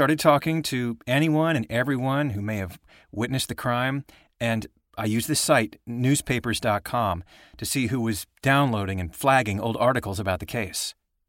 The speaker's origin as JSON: {"language": "English", "region": "Indiana", "country": "United States", "tie": "born or raised there", "said": "Yeah, I grew up in Indiana. Actually, I remember the murders from when I was little."}